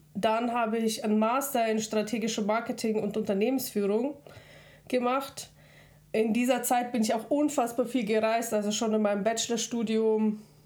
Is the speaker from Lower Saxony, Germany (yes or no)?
no; Regensburg, Bavaria, Germany; born or raised there; also born or lived in Kazakhstan